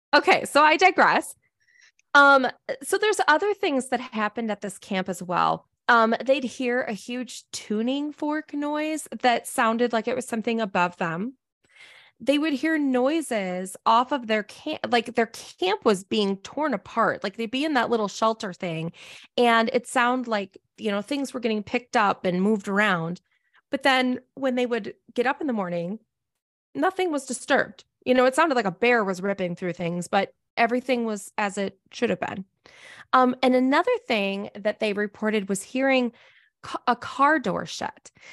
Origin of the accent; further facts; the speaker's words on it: Minnesota, United States; moved away; I'm a Minnesotan originally